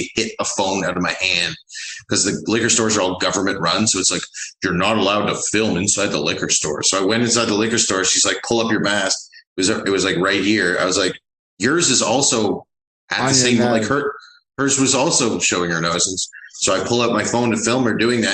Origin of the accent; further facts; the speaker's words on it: Toronto, Ontario, Canada; moved away as an adult; now in Austin, United States; I'm from Toronto.